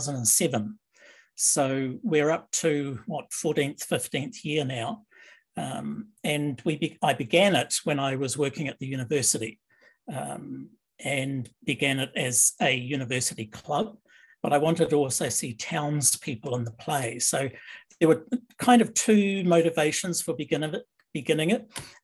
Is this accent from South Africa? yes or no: no; New Zealand; now in Canada; I came from New Zealand to live in Canada. And so a lot of my roots in theatre were more British because of the British influence in New Zealand theatre